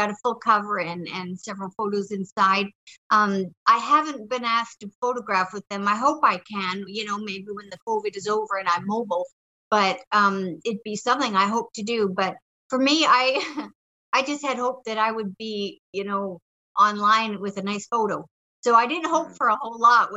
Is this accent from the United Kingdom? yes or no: no; Canada; I'm Canadian